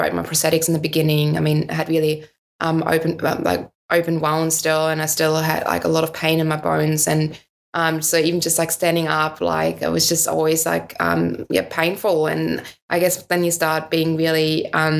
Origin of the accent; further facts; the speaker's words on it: Northern Germany, Germany; English is a second language; moved away as an adult; also born or lived in United States; growing up in Northern Germany